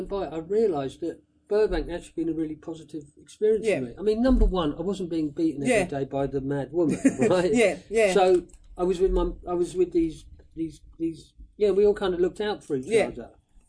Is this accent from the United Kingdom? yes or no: yes; Woking, South East England, United Kingdom; moved away as an adult; also born or lived in London; So, but I loved Woking. I still feel like, because I'd moved around a lot with the mad woman, but Woking, I was there from 10 to 18. Yeah. So I feel like Woking is my hometown.